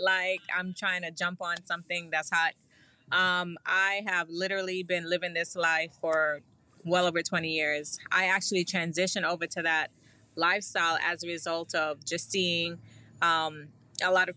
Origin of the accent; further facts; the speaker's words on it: New York City, New York, United States; I'm from Brooklyn.